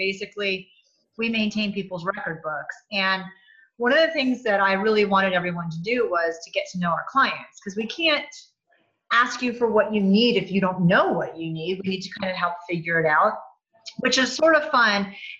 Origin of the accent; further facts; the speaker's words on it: New England, United States; I'm from New England also, and you and I don't have much of an accent.